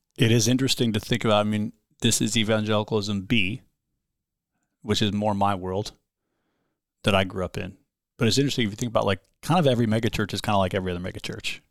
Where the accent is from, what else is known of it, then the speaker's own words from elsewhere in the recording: United States; I'm an American